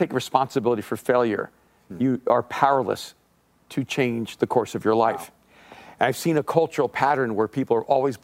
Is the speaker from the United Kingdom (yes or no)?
no; El Salvador; moved away; I'm an immigrant from El Salvador.